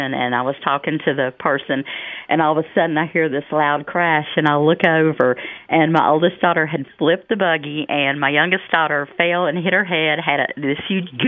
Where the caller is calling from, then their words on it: Raleigh, North Carolina, United States; I'm from Raleigh.